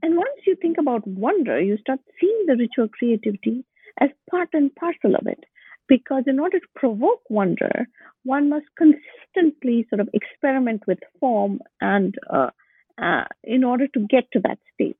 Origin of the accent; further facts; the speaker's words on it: Bangalore, Karnataka, India; moved away as an adult; also born or lived in Boston, United States; My hometown is Bangalore